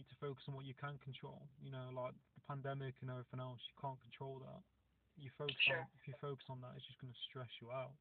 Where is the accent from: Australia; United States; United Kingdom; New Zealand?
United Kingdom; Nottingham, East Midlands; now in Cornwall, United Kingdom; I'm from Nottingham originally, which is quite a big city. It's in part of the East Midlands